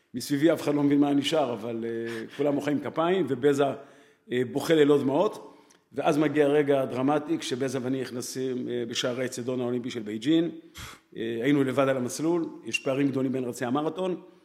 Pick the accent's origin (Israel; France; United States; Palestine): Israel; Jerusalem, Jerusalem District; אח שלי ואני גדלנו בירושלים